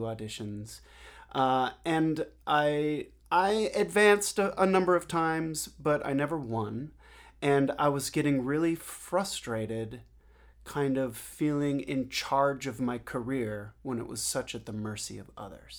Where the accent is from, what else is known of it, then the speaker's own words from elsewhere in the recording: Seattle, Washington, United States; moved away as an adult; now in New York City, United States; I grew up in Seattle